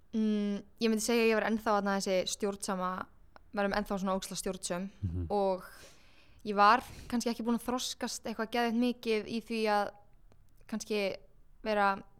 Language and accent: Icelandic; Kópavogur, Capital Region, Iceland; also born or lived in Garðabær; ég ólst upp í Garðabæ og Kópaví mm. svona aðalega samt í Kópaví